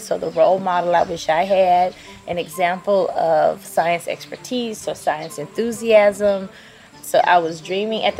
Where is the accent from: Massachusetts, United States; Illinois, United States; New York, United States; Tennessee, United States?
Tennessee, United States; Memphis; now in St. Louis, United States; I grew up in South Memphis, Tennessee